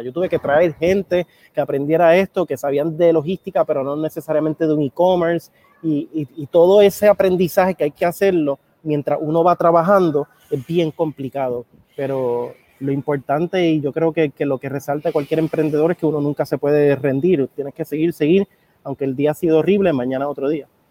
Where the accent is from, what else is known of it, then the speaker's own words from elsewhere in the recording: Puerto Rico; also born or lived in Argentina; soy hijo de un dominicano y una mujer puertorriqueña, aunque nací y me crié aquí en Puerto Rico.